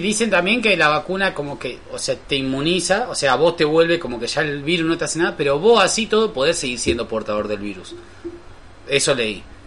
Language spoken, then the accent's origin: Spanish; Rosario, Santa Fe, Argentina; somos rosarinos de ciudad